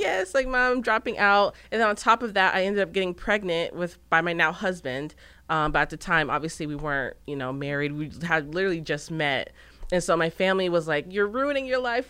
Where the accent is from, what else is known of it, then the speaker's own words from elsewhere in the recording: Gilbert, Arizona, United States; moved away as an adult; now in Texas, United States; I'm originally from Gilbert, Arizona